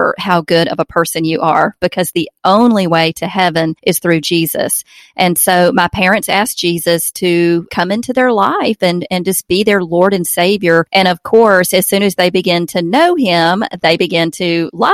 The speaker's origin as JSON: {"language": "English", "region": "Alabama", "country": "United States", "tie": "born or raised there", "accent": "Southern", "said": "born and raised in Alabama. We live in Opelika, Alabama"}